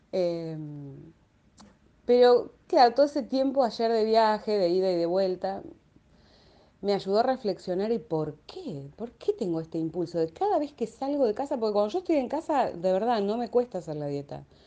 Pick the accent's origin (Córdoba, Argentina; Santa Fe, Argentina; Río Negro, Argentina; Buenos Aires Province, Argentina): Buenos Aires Province, Argentina; Quilmes; acá en Quilmes, de donde soy